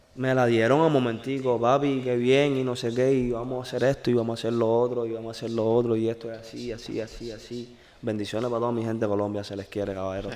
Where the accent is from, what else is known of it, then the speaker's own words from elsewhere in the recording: Cuba; soy cubano. Yo soy cubano